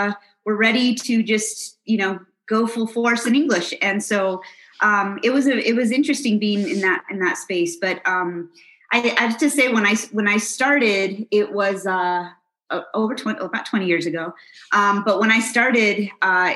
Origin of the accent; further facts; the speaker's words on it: New Mexico, United States; moved away as an adult; also born or lived in Houston, Texas; I grew up in this great state of New Mexico. And I've been gone for over 20 years.